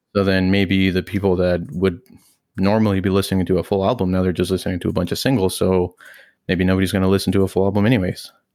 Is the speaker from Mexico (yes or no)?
yes; Mexico; now in Canada; me growing up in Mexico